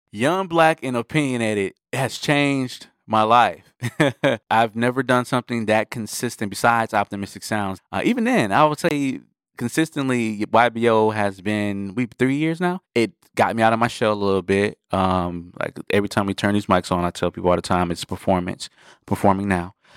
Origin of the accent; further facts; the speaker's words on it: Milwaukee, Wisconsin, United States; I'm from Milwaukee, Wisconsin